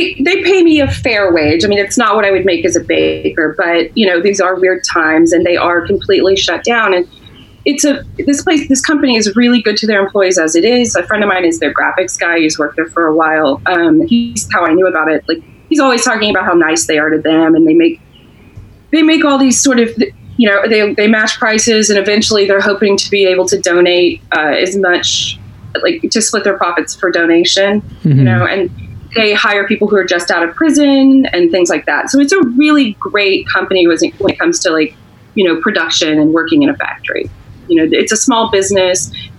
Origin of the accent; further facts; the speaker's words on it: the South, United States; which even I was raised to know that was a traitor flag and nonsense. And I'm a Southerner.